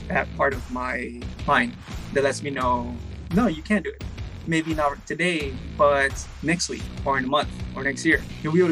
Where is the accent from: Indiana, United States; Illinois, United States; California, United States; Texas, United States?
California, United States; Baldwin Park; also born or lived in El Monte; Originally born here in Del Monte, moved to Baldwin Park when we were like 3 years old, I think. And I've been in Baldwin Park for I'm 30 now